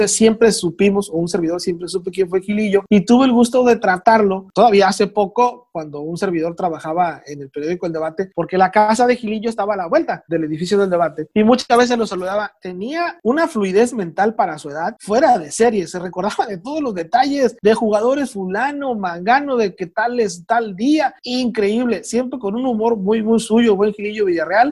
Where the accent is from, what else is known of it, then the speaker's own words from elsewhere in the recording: Culiacán, Sinaloa, Mexico; soy de Culiacán.